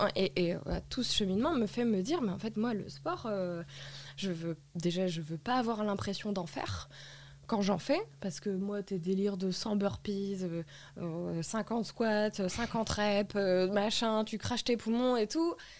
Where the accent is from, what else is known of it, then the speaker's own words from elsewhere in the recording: Lille, Hauts-de-France, France; moved away as an adult; also born or lived in Paris; je suis rentrée à Lille en 2019. Euh, J'étais pas censée revenir